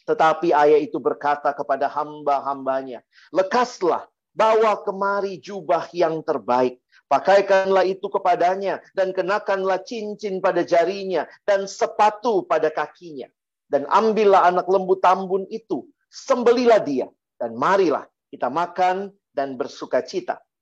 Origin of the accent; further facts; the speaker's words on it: Ambon, Maluku, Indonesia; Kalau saya orang Ambon bilang supastiu ya.